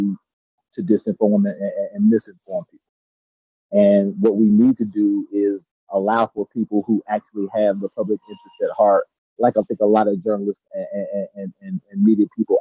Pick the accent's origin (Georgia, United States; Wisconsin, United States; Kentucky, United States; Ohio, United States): Georgia, United States; now in California, United States; I'm from Georgia